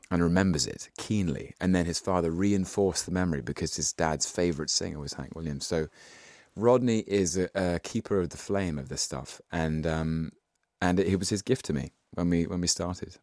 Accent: London, United Kingdom; I was born in London in nineteen eighty-one

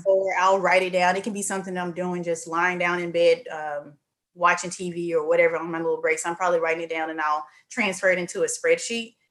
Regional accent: Mississippi, United States; now in Houston, United States; I'm from Mississippi, but I'm currently in Houston, Texas.

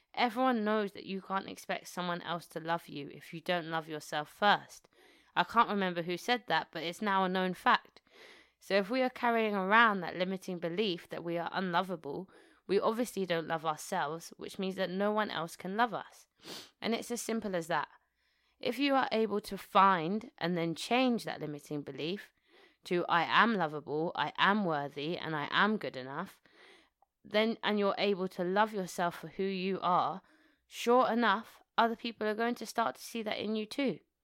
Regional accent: New Malden, London, United Kingdom; also born or lived in Tooting, London; So I was born in Tooting, Southwest London, and then we shortly afterwards moved to, moved to New Malden, where I spent the majority of my life, twenty years of my life.

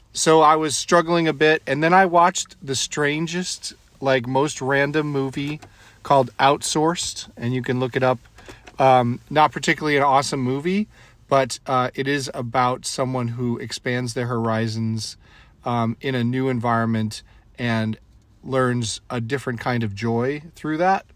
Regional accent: New England, United States; now in California, United States; I didn't have a lot of opportunities growing up in New England.

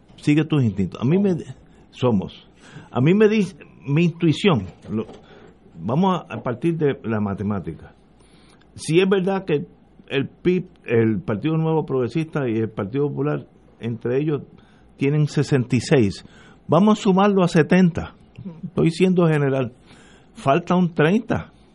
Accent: Puerto Rico; yo soy parte de Puerto Rico, yo no soy marciano

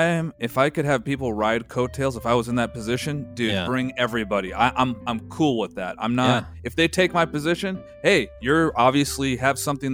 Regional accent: Los Angeles, California, United States; I never have lived outside of LA. I was born and raised in Hollywood. If anybody knows this goddamn city, it's me, dude.

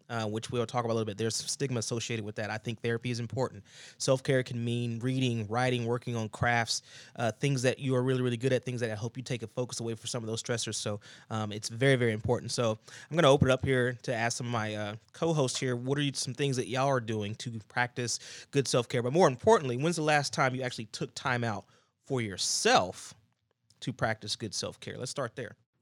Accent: Georgia, United States; moved away; I go down to my grandma's house, somewhere where I grew up, a, a place where I grew up down in Georgia

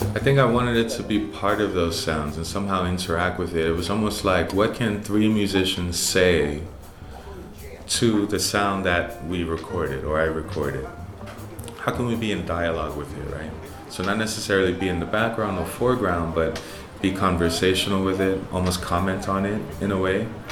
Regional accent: New York City, New York, United States; also born or lived in Bronx; growing up in Harlem and partially in the Bronx as well

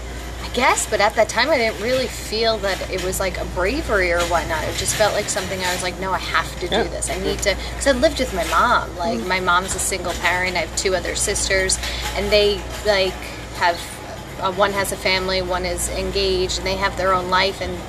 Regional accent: Long Island, New York, United States; moved away as an adult; also born or lived in New Hope, Bucks County, Pennsylvania; I'm from Long Island

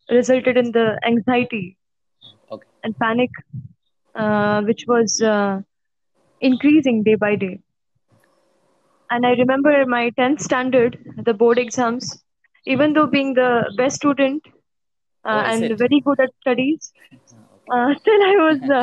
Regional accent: Mumbai, Maharashtra, India; also born or lived in Pune; I'm born and brought up in Mumbai. 18 years of my life

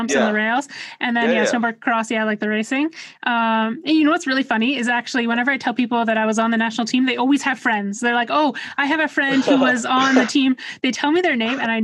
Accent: Vancouver, British Columbia, Canada; now in Ottawa, Canada; I was born in Vancouver. So I have a lot of family there

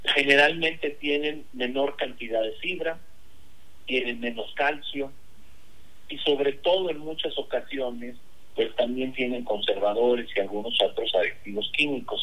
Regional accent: Mexico; Todos los mexicanos deberíamos

